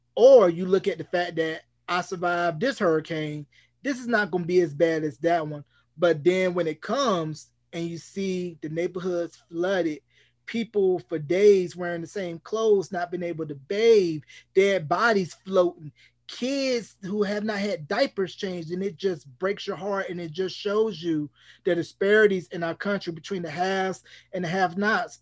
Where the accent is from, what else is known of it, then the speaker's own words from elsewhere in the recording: North Carolina, United States; I'm originally from North Carolina